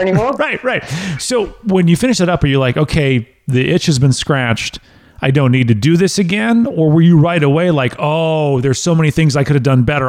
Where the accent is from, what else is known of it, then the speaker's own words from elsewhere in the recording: United States; the American in me